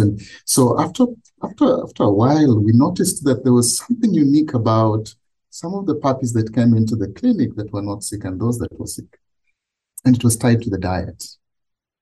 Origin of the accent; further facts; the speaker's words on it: Kenya; I grew up in Kenya